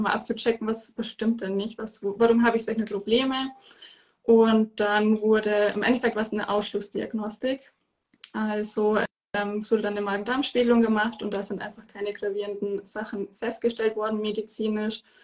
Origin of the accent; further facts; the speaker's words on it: near Munich, Bavaria, Germany; ich komme aus der Nähe von München